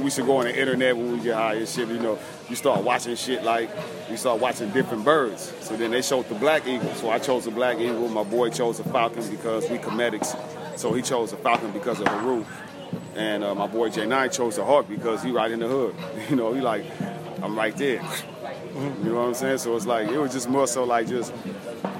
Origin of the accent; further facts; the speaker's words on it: Los Angeles, California, United States; Born and raised in Watts, South Central